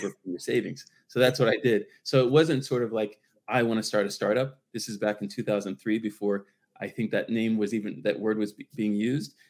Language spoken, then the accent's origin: English; Washington, District of Columbia, United States; moved away as an adult; also born or lived in Los Angeles, California; now in Santa Monica, United States; born and raised in Washington D.C., so I'm a D.C. guy still, uh, and 21 years in L.A.